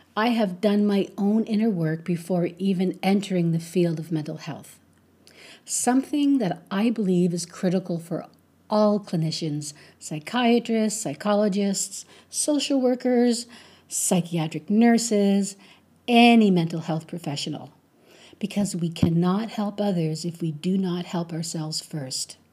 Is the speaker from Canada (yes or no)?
yes; Canada; I'm a Canadian woman